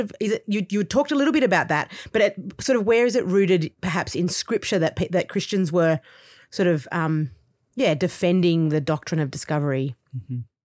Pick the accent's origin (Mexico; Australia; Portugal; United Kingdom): Australia; accent: Australian; I'm Australian, and so obviously, as the accent kind of you know indicates